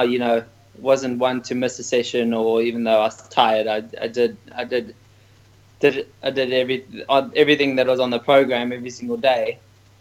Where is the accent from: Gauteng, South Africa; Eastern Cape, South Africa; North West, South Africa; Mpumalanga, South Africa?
Eastern Cape, South Africa; Port Elizabeth; I was born in Port Elizabeth